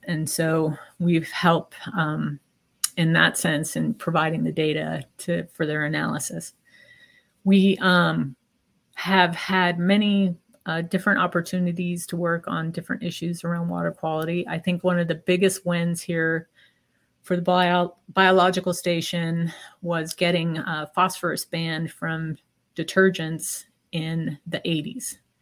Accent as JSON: {"language": "English", "town": "Seattle", "region": "Washington", "country": "United States", "moved": "yes", "lives_now": "Montana, United States", "said": "I'm originally from the Seattle area"}